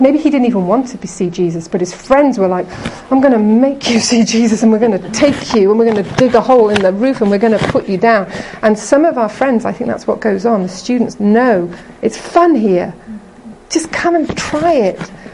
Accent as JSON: {"language": "English", "town": "Liverpool", "region": "North West England", "country": "United Kingdom", "also_born_or_lived": "Hong Kong", "moved": "as an adult", "lives_now": "Canada", "said": "I'm from England originally. I'm uh, from Liverpool."}